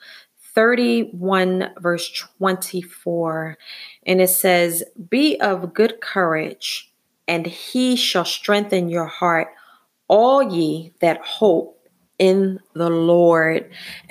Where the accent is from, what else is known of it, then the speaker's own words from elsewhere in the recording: Philadelphia, Pennsylvania, United States; being born and raised in Philadelphia